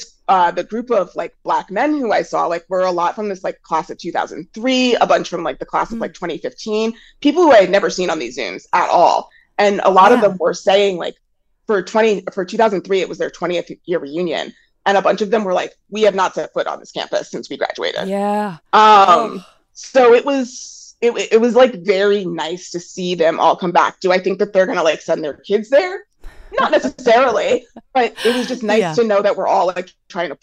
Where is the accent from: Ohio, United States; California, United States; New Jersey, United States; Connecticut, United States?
New Jersey, United States; Maplewood; I grew up in Maplewood, New Jersey